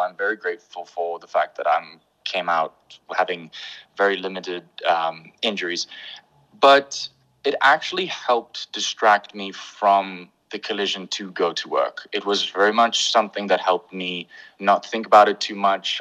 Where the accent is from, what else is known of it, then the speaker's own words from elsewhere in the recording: Pretoria, Gauteng, South Africa; accent: English; also born or lived in Bethlehem, Free State; I was born in Bethlehem in the Free State, but I grew up here in Pretoria